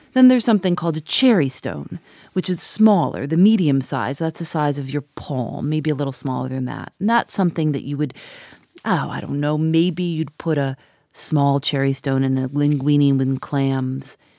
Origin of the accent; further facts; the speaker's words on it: Chicago, Illinois, United States; I grew up in Chicago